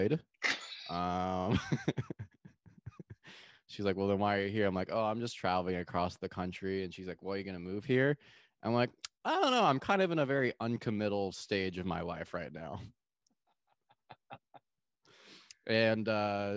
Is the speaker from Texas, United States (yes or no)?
yes; Austin, Texas, United States; I say Austin. And then I'm like, well, I live in Austin